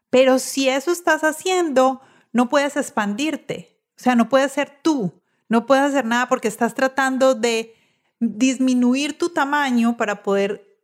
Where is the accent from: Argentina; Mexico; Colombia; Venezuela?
Venezuela; also born or lived in Tulsa, Oklahoma; now in South Florida, United States; Soy venezolana.